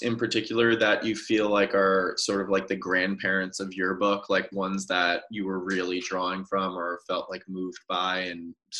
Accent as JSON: {"language": "English", "region": "Rhode Island", "country": "United States", "said": "I'm from Rhode Island"}